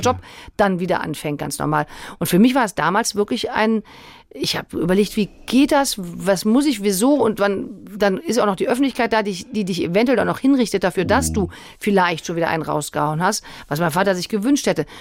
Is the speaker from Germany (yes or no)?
yes; Cologne, North Rhine-Westphalia, Germany; ich komme ja aus Köln